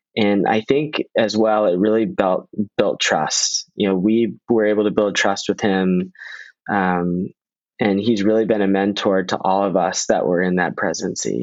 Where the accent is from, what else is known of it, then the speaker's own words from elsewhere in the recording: Northern Virginia, United States; I'm a local. I'm from Northern Virginia